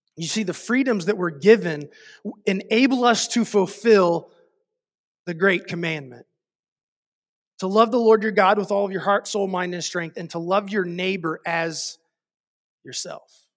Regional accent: United States; as an American

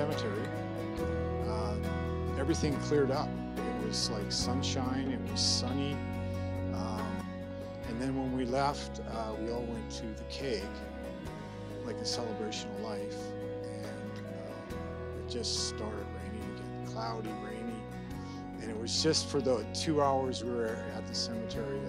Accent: Surrey, British Columbia, Canada; also born or lived in Edmonton, Alberta / Penticton; I was born in Alberta, Edmonton, Alberta. Moved out here when I was 5. And I've actually lived out here in Surrey pretty much most of my life.

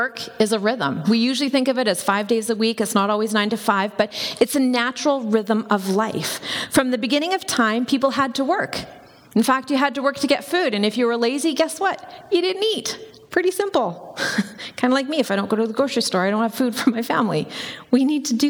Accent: Campbell River, British Columbia, Canada; I grew up in Campbell River, which is on Vancouver Island.

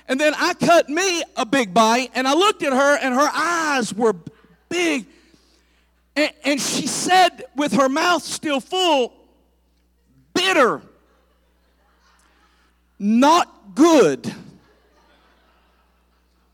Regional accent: the South, United States; I'm from the South, and I grew up around Southern cooking

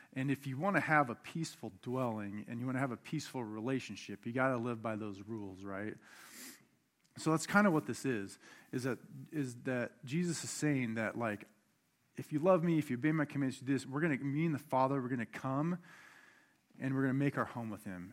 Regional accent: Buckley, Washington, United States; I grew up outside of Mount Rainier in Buckley as a kid

